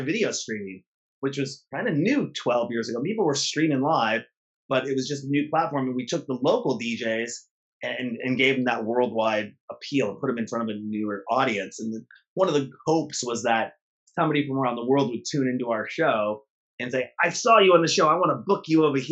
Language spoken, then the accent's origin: English; United States; also born or lived in Seattle, Washington; we grew up here in the States